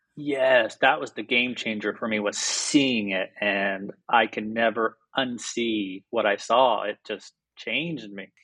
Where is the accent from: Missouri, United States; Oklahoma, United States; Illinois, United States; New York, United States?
Oklahoma, United States; Mustang; moved away as an adult; now in Sayulita, Mexico; I grew up in a very, very small town in Oklahoma